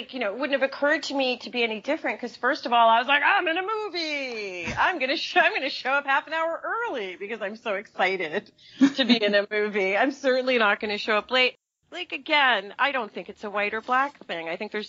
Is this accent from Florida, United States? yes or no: no; New York, United States; accent: Brooklyn; That's my real accent, I think, by the way. Like, if you strip me down when I'm really exhausted, I sound like I'm from Brooklyn, you know?